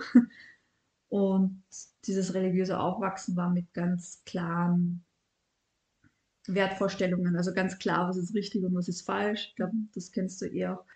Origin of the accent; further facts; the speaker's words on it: Vienna, Austria; Ich bin in Wien aufgewachsen